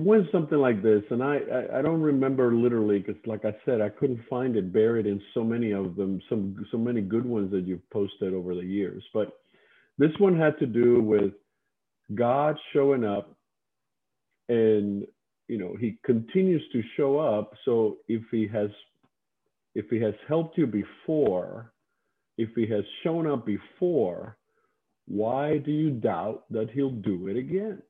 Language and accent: English; Cuba; I grew up on an island, as you said earlier. Before I was born in Cuba